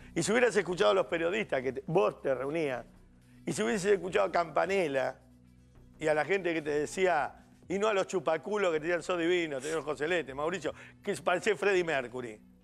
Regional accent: Argentina; Soy solamente un argentino encerrado en el living de su casa

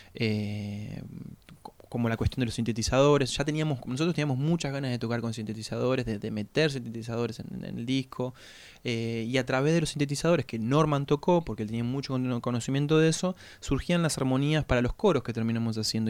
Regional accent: La Pampa, Argentina; moved away as an adult; now in La Plata, Argentina; Nosotros somos de La Pampa y vinimos a estudiar acá

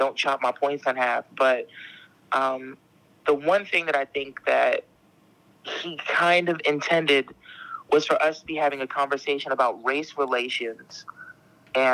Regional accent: Camden, New Jersey, United States; also born or lived in Philadelphia; I'm from Philly, so, like, well, technically I'm from South Jersey. I'm from Camden, but being from Camden means you're also from Philly

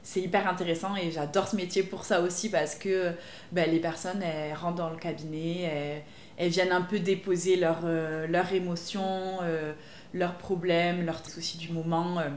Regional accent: Pau, Nouvelle-Aquitaine, France; donc à Pau, puisque je suis originaire de Pau.

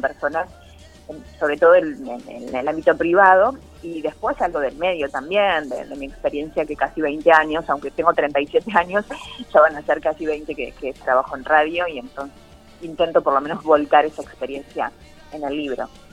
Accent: San Pedro, Buenos Aires Province, Argentina; also born or lived in Rosario; yo soy de San Pedro, provincia de Buenos Aires

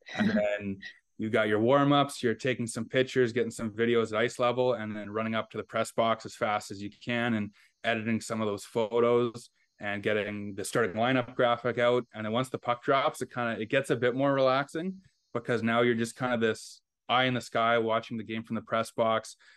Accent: Fort Frances, Ontario, Canada; also born or lived in Ottawa / Moncton; now in Winnipeg, Canada; I grew up in Fort Francis, Ontario.

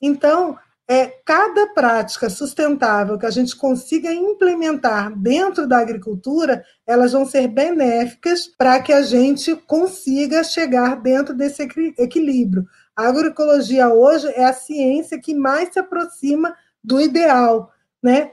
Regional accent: Rio de Janeiro, Brazil; Sou carioca

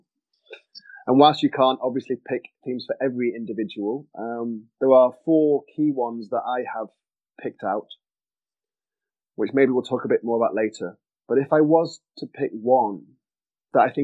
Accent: Manchester, North West England, United Kingdom; moved away; I'm English originally, as you can probably tell. Hail from Manchester

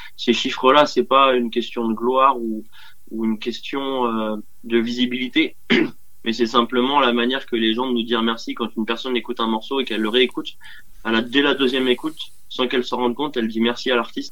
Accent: Dinard, Brittany, France; also born or lived in Dinan; je suis né à Dinard. Euh, je suis dinardais de cœur. Euh, mais j'ai été adopté très vite par Dinan

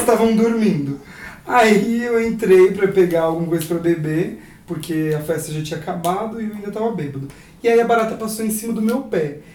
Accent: near São Carlos, interior of São Paulo, Brazil; eu sou do interior de São Paulo, perto de São Carlos

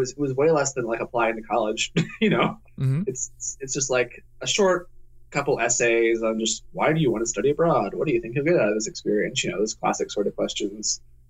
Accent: Tennessee, United States; Worcester's in Ohio. I'm from Tennessee.

